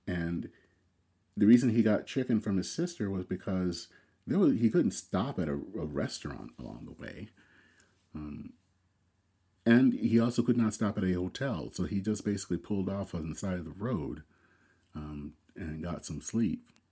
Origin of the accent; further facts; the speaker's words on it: United States; I am very proud as an American